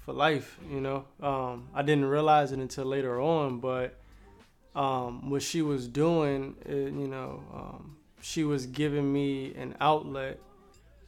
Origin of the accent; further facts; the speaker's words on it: Richmond, Virginia, United States; Richmond, Virginia. Where? Born and raised.